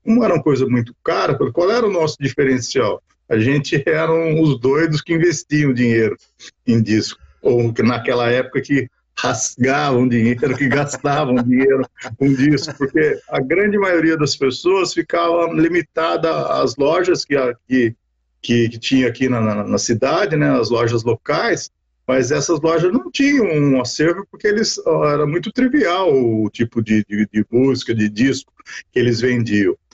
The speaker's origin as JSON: {"language": "Portuguese", "town": "Taubaté", "region": "São Paulo", "country": "Brazil", "tie": "born or raised there", "said": "eu sou nascido e criado aqui em Taubaté morei minha vida toda nunca tive fora daqui"}